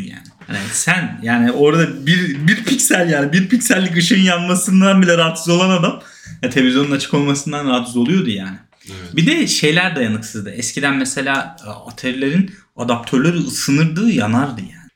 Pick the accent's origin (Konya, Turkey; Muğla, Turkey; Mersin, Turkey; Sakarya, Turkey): Sakarya, Turkey; Hendek; Ben Hendek'te doğdum. Hendek Sakarya.